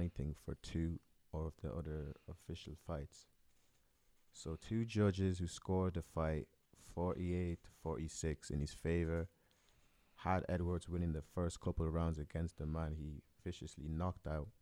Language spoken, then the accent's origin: English; Ireland; I'm Irish